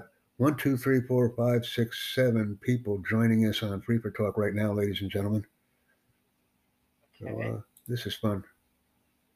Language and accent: English; United States